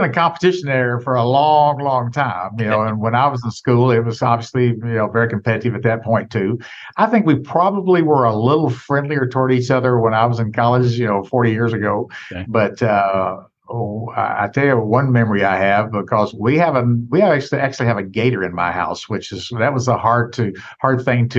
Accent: Jackson, Tennessee, United States; also born or lived in New York City; Well, I grew up in Tennessee and still the fifth largest city in the state, Jackson, Tennessee, which is near Memphis, but certainly not a huge place, 50,000 people.

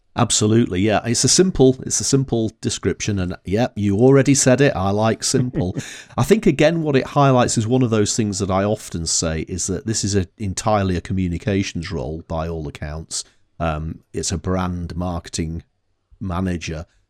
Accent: Northern England, United Kingdom; accent: Northern English; my Northern English accent

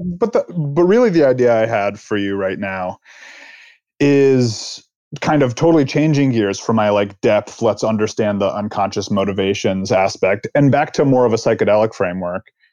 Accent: East Coast, United States; now in California, United States; I'm from the East Coast. I live in California.

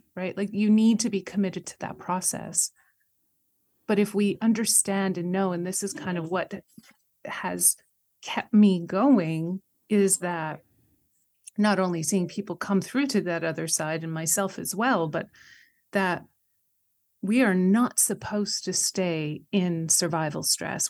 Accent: Canada; I'm Canadian

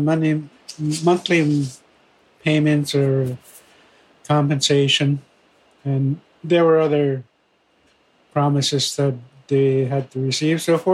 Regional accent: Fort Albany, Ontario, Canada; I am from Fort Albany First Nation

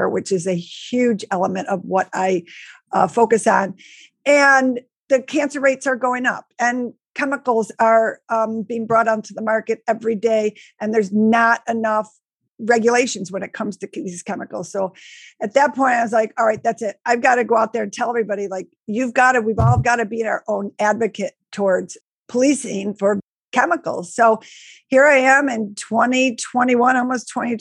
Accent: Buffalo, New York, United States; I grew up in Buffalo, New York

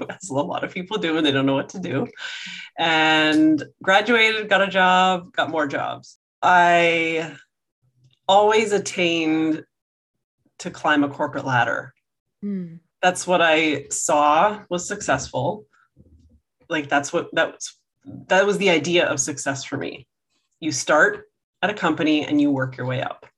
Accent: outside of Toronto, Ontario, Canada; I grew up outside of Toronto

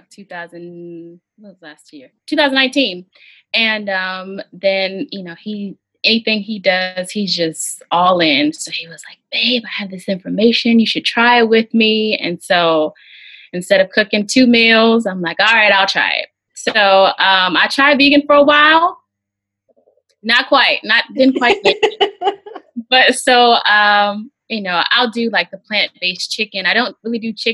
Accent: Hampton, Virginia, United States; I am from Hampton, Virginia

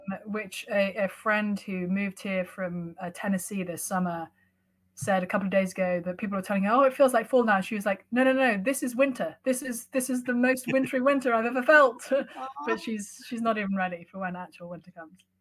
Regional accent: London, United Kingdom; moved away as an adult; now in Cambridge, Massachusetts, United States; I was raised mostly in London

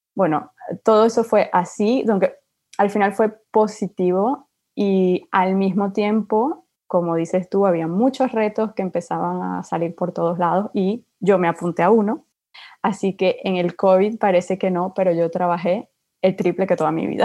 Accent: Venezuela; moved away as an adult; also born or lived in Spain; now in France; yo soy de Venezuela

